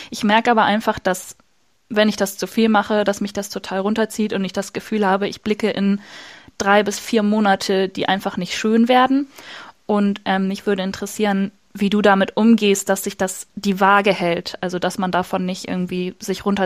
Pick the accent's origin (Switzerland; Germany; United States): Germany; Hamburg; In meiner Heimatstadt Hamburg hat beispielsweise gerade das Hamburger Abendblatt eine Umfrage eröffentlicht